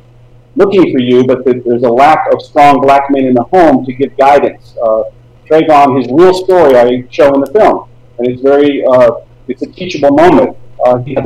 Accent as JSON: {"language": "English", "region": "Tennessee", "country": "United States", "tie": "born or raised there", "said": "I grew up in Tennessee in the 80s, black and white kids all together"}